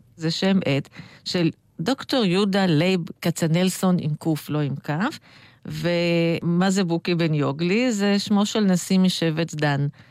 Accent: Tel Aviv, Tel Aviv District, Israel; אני נולדתי בשיינקין

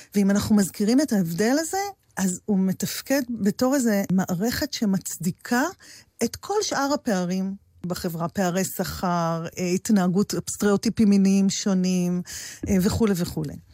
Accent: Maslul, Southern District, Israel; born or raised there

